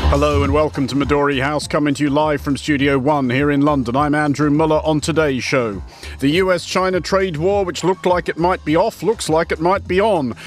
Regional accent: Australia; I'm Australian

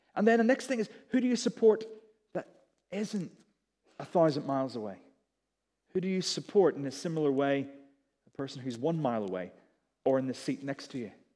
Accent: Belfast, Northern Ireland, United Kingdom; moved away as an adult; also born or lived in Durham; I was from Belfast, I went to Durham

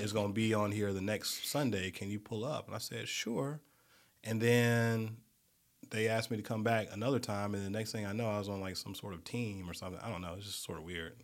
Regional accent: Montgomery, Alabama, United States; moved away as an adult; now in Birmingham, United States; I'm from Montgomery

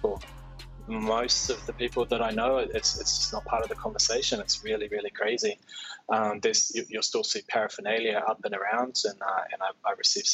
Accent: Tauranga, Bay of Plenty, New Zealand; now in Tokyo, Japan; I'm originally from Tauranga. And I own a wine bar in Tokyo, here in Japan.

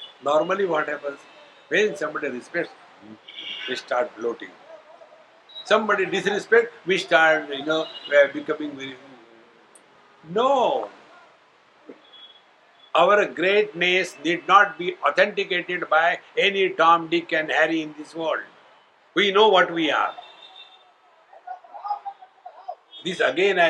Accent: India; being Indian

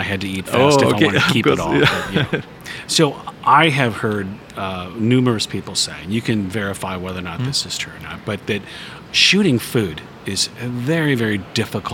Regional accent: United States; coming from being from the United States and as an American

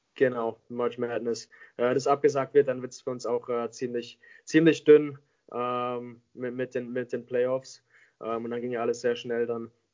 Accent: Mannheim, Baden-Württemberg, Germany; moved away as an adult; also born or lived in Vancouver; ich bin gebürtiger Mannheimer. Ähm, ich komme, bin jeden Sommer äh, hier zurück in Mannheim. das ist meine Heimat

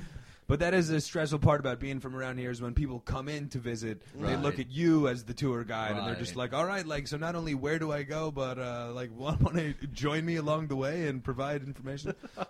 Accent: New York City, New York, United States; also born or lived in New Jersey; I grew up in New York City, so for me, all of my first exposures for all of those were, like, as a school kid.

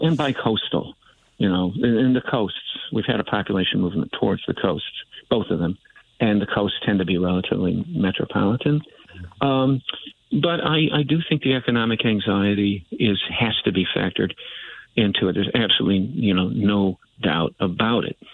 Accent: Chicago, Illinois, United States; also born or lived in Iowa; I'm a Chicagoan, but I've been in, back and forth in Iowa a whole bunch.

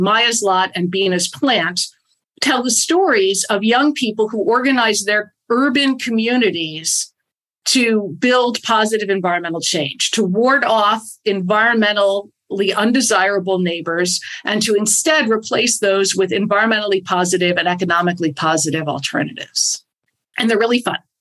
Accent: Bethlehem, Pennsylvania, United States; I grew up in a steel town. I grew up in Bethlehem, Pennsylvania.

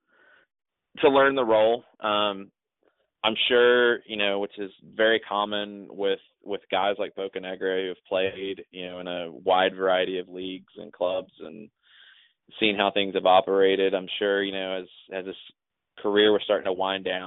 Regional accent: Atlanta, Georgia, United States; somebody who born and raised in Atlanta

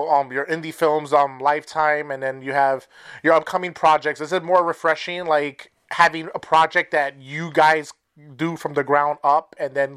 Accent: New York, United States; now in Wisconsin, United States; I'm originally from New York. We're living out in Wisconsin

